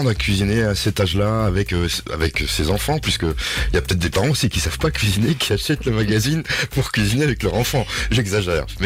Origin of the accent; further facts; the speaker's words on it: Grand Est, France; Tu m'as dit j'aime l'Alsace, puisque je suis alsacienne